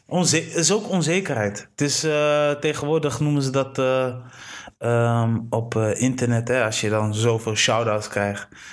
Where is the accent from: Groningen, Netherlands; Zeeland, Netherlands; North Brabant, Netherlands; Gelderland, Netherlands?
Groningen, Netherlands; Delfzijl; ik ben geboren in Delcel. Ja. Delcel, Groningen, daar kun je fietsen tot de fullest